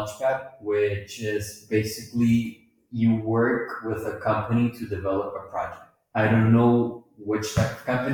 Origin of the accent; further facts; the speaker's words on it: Honduras; now in Mexico; I'm from Honduras. I'm a foreign student here in Mexico